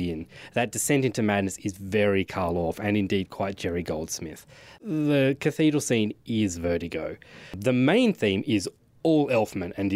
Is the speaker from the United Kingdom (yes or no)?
no; Australia; as an Australian